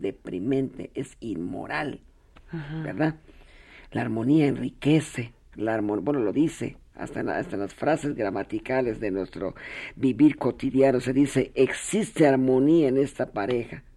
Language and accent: Spanish; Yucatán, Mexico; mi tierra, la Grecia de América, que es Yucatán